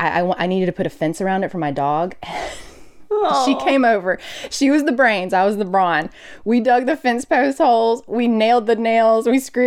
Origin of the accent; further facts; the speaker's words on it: Mobile, Alabama, United States; So I am originally from Alabama, okay. From the other LA, lower Alabama. Grew up in Mobile. Couldn't wait to get out of there.